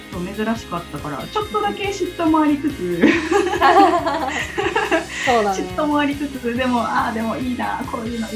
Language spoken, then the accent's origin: Japanese; Japan; 地元が近いっていうのもあったし、